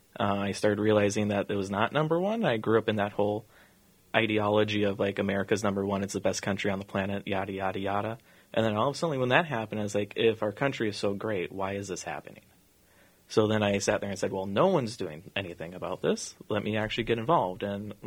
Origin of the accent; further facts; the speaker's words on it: Bloomington, Minnesota, United States; also born or lived in Hopkins, Minnesota; I was born in Hopkins, Minnesota. So not exactly Bloomington, but my family moved to Bloomington in 2001. Been there ever since.